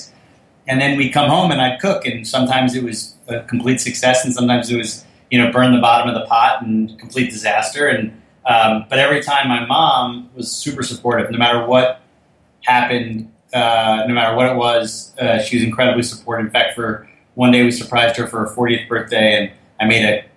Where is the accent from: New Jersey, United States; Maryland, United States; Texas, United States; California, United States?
New Jersey, United States; Fort Lee; We grew up in Fort Lee, New Jersey